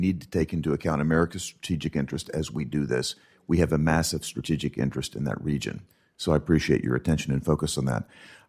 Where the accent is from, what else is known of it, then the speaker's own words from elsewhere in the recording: Tennessee, United States; in my home state of Tennessee, we have people being shipped in from across that border right now.